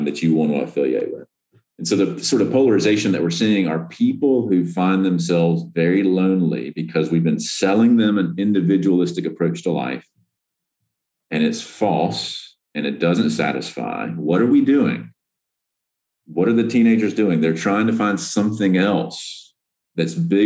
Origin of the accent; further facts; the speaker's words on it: the South, United States; as a recovering Southerner